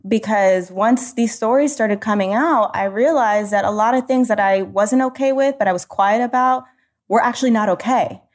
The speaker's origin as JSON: {"language": "English", "country": "United States", "said": "being a first generation American"}